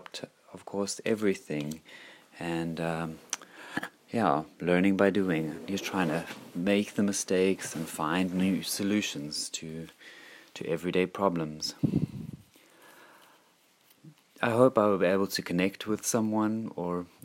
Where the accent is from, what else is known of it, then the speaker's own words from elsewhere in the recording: South Africa; I was brought up in South Africa